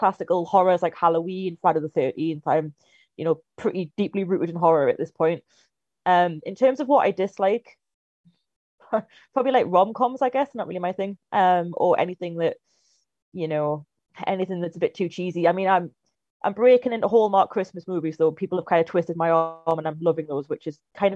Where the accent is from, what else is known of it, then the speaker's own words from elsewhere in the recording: Newcastle upon Tyne, North East England, United Kingdom; moved away as an adult; I'm originally from Newcastle, if it wasn't obvious enough, and I moved down here a few years ago to study film.